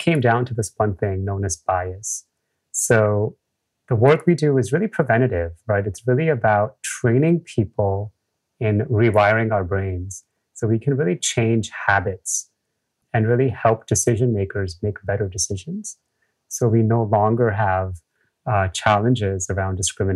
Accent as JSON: {"language": "English", "town": "New York City", "region": "New York", "country": "United States", "tie": "born or raised there", "said": "I grew up again in the US"}